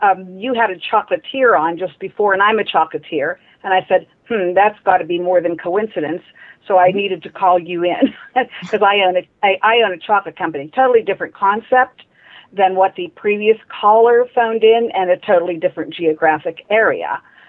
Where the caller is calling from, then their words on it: Pittsburgh, Pennsylvania, United States; I'm calling from Pittsburgh, Pennsylvania.